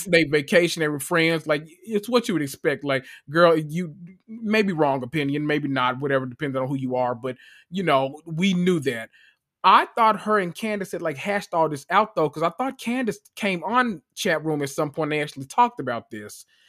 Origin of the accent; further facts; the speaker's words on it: Memphis, Tennessee, United States; I am from Memphis, Tennessee